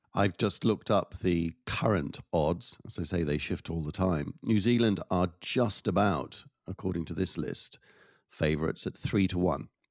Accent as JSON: {"language": "English", "region": "Wales", "country": "United Kingdom", "said": "my home country, Wales"}